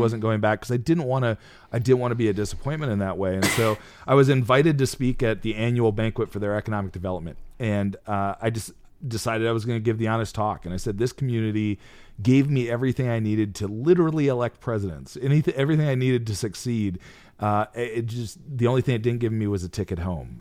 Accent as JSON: {"language": "English", "region": "Midwest", "country": "United States", "tie": "born or raised there", "moved": "yes", "said": "my hometown. I hadn't been there in twenty years. Uh, a small town of thirty-three hundred"}